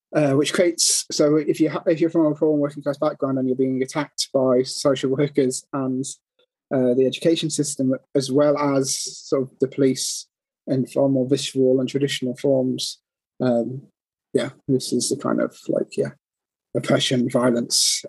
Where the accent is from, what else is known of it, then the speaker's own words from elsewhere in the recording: United Kingdom; we're British